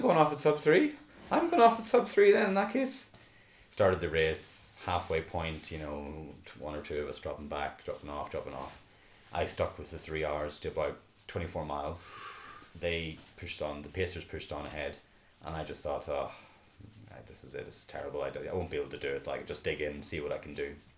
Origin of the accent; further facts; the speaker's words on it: Belfast, Northern Ireland, United Kingdom; now in Dublin, Ireland; I was originally from Belfast, moved to Dublin